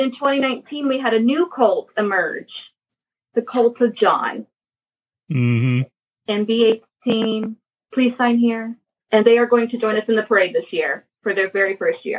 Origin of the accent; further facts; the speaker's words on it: Atlanta, Georgia, United States; I actually live born and raised in the Atlanta metro area